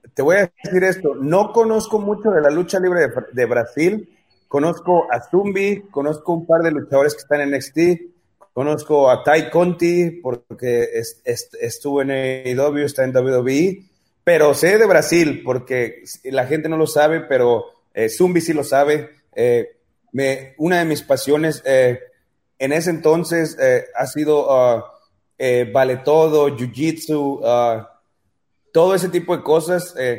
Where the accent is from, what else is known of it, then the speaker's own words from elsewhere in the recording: Mexico; como luchador mexicano